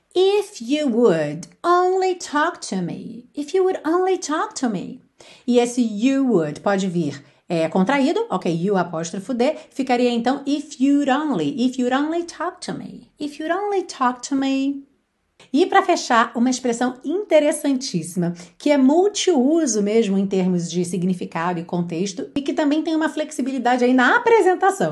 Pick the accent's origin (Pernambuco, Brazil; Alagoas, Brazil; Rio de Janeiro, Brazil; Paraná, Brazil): Rio de Janeiro, Brazil; accent: carioca; eu falo por experiência, porque sou carioca